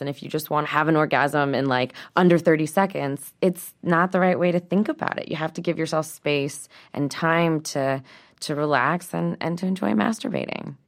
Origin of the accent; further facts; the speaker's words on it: St. Louis, Missouri, United States; I grew up in Saint Louis, Missouri, in the Midwest